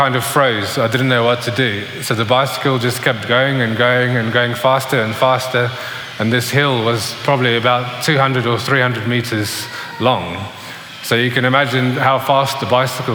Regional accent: South Africa; when I was growing up in South Africa, probably around the age of 8 or 9

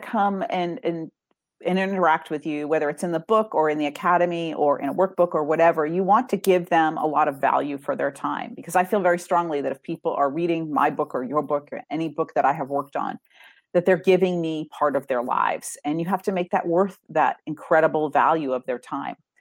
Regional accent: Massachusetts, United States; also born or lived in Indiana; now in Tampa Bay area, United States; I grew up in Massachusetts and lived in Indiana

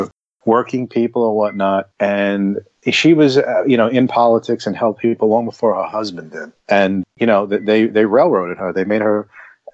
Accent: New York, United States; being a New Yorker

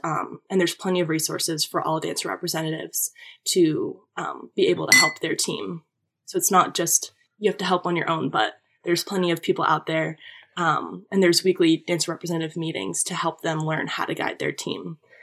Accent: Manchester, New Hampshire, United States; moved away as an adult; now in Connecticut, United States; I grew up in New Hampshire

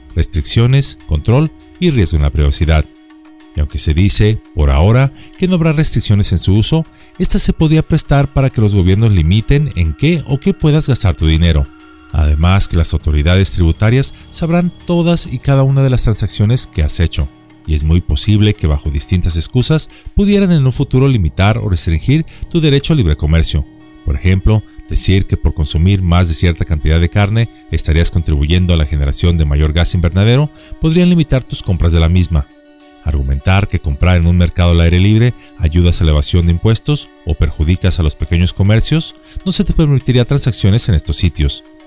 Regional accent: Mexico; en nuestro país, México

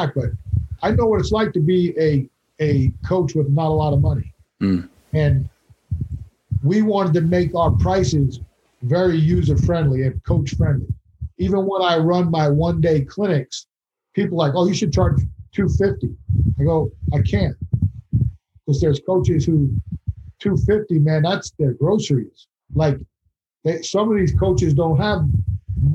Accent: Long Island, New York, United States; moved away; I'm from Long Island originally, haven't been back in years

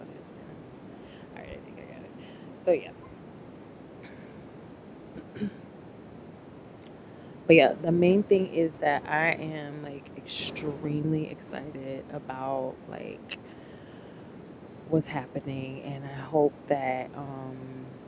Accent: Chicago, Illinois, United States; I am from Chicago

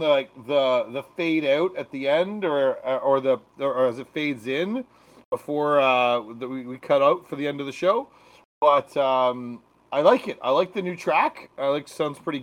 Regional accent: Canada; I'm from Canada

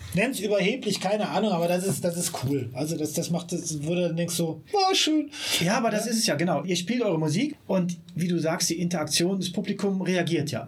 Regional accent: Siegburg, North Rhine-Westphalia, Germany; moved away as an adult; now in Bonn, Germany; ich bin gebürtiger Siegburger ja. und habe lange Zeit so, wie es so schön heißt, im Umland geliebt

